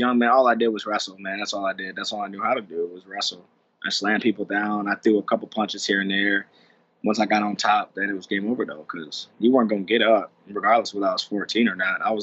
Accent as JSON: {"language": "English", "town": "Lansing", "region": "Michigan", "country": "United States", "tie": "born or raised there", "said": "I grew up in Lansing, Michigan"}